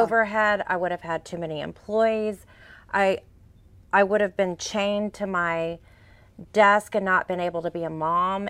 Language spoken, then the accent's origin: English; Fort Bend County, Texas, United States; I grew up out in Fort Bend County